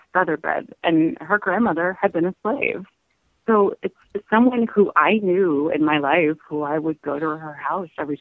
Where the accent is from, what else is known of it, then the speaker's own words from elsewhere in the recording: Indiana, United States; I grew up in Indiana, but my family is all from the South